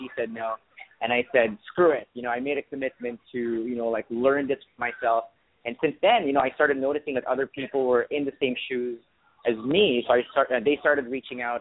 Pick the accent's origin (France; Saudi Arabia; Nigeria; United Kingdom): Saudi Arabia; English is a second language; moved away as an adult; also born or lived in Philippines; now in Canada; I was born in the Philippines, but I grew up in Saudi Arabia. So I was raised in the Middle East